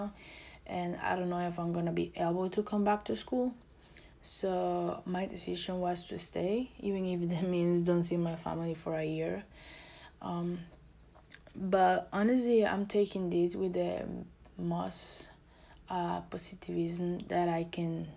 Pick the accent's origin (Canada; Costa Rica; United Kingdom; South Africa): Costa Rica; English is a second language; moved away as an adult; now in United States; I'm from Costa Rica